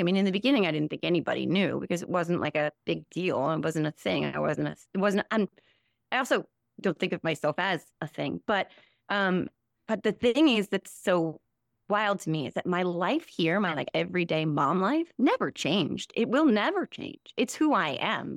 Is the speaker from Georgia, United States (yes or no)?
no; New Jersey, United States; also born or lived in Morristown, New Jersey / Sussex County, New Jersey / Ireland / Saginaw, Michigan; I'm Born and raised in New Jersey, um, born in Morristown, New Jersey, nineteen seventy-four